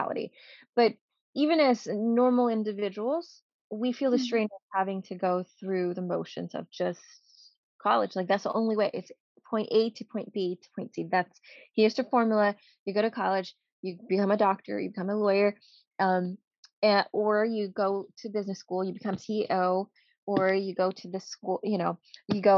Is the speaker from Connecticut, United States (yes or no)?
no; New York City, New York, United States; also born or lived in Cambodia / refugee camp; now in New Jersey, United States; I was born in Cambodia and we lived in a refugee camp, you know, until I was like around 10 before we went to the Bronx. And I lived in the Bronx in New York for a very long time before I finally ended up in New Jersey by happenstance